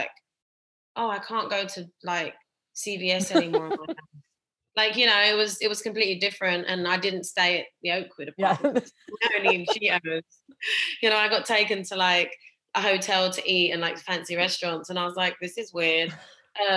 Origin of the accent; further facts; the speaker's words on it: London, United Kingdom; also born or lived in Essex; I'm from Essex, like, you know, I'm a London born and bred.